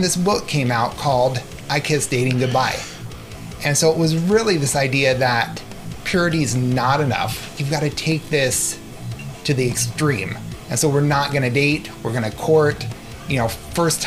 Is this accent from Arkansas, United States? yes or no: no; San Diego, California, United States; moved away as an adult; now in Minnesota, United States; I grew up in San Diego. 3 years ago, we moved to snowy Minnesota